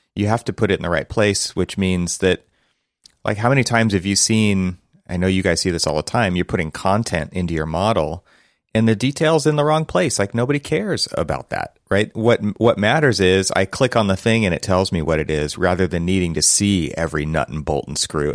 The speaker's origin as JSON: {"language": "English", "town": "Los Angeles", "region": "California", "country": "United States", "tie": "born or raised there"}